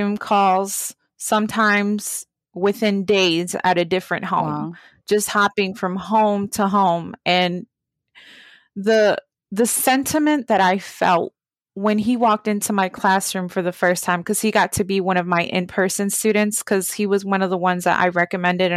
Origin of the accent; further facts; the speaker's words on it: Baltimore, Maryland, United States; growing up in Baltimore